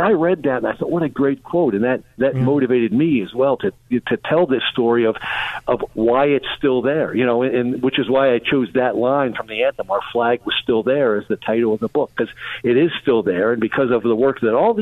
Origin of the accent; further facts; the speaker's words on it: Pittsburgh, Pennsylvania, United States; I'm from Pittsburgh.